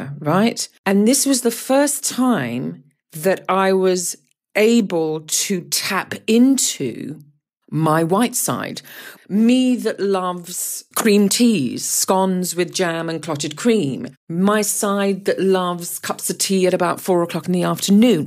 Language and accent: English; Guyana; I was born in South America, in Guyana